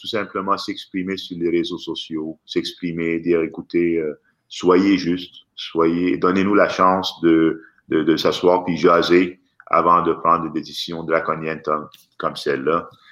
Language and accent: French; Quebec, Canada; chez nous au Québec